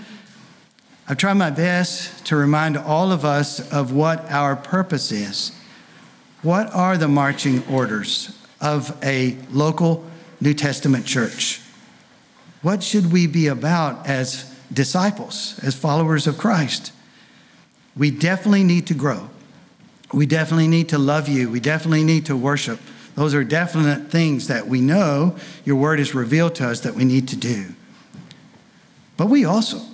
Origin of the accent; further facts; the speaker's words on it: Tennessee, United States; I'm not from France. I'm from Tennessee